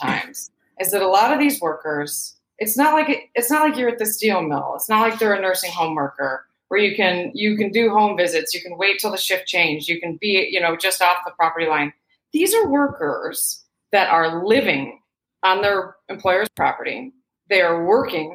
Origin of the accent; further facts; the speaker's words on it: Michigan, United States; also born or lived in Pacific Northwest; now in California, United States; I grew up in Michigan.